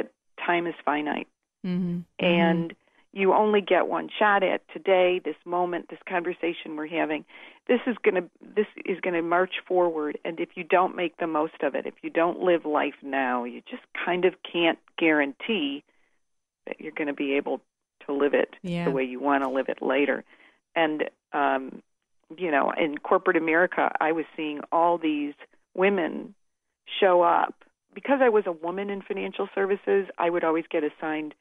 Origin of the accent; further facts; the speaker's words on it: Chicago, Illinois, United States; moved away; I grew up in Chicago